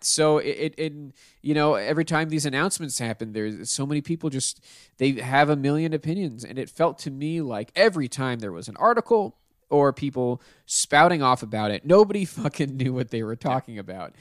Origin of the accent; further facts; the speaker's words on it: Pittsburgh, Pennsylvania, United States; moved away; I'm from Pittsburgh